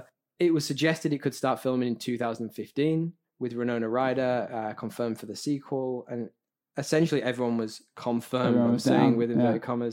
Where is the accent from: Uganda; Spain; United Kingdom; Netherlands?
United Kingdom; I'm a Brit